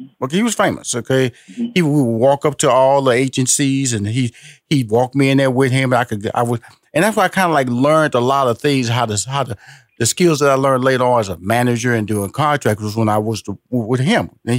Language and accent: English; Houston, Texas, United States; Just talking to this, and you was in Chicago, and I grew up in Houston, but we were basically the same age